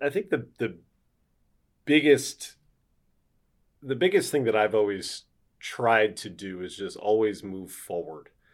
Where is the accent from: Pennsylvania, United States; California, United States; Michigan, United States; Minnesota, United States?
Pennsylvania, United States; Philadelphia; now in Milwaukee, United States; I grew up in Philadelphia.